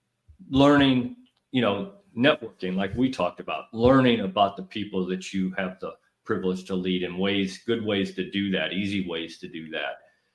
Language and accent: English; Illinois, United States; Northern Illinois.